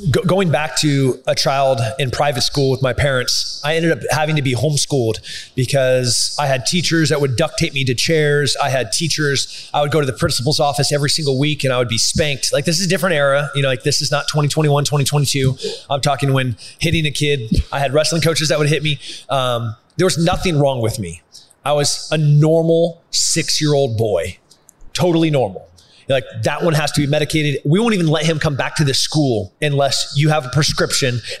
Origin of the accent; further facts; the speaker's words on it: Texas, United States; so as a Texan, you know, as as a Green Beret, as a fighter